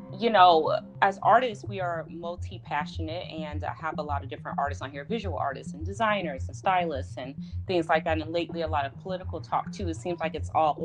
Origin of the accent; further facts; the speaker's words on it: Chicago, Illinois, United States; my hometown of Chicago